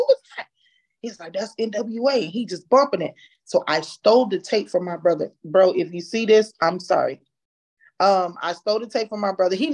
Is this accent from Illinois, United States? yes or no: yes; Chicago, Illinois, United States; moved away; also born or lived in Texas / Syracuse; I'm originally from Chicago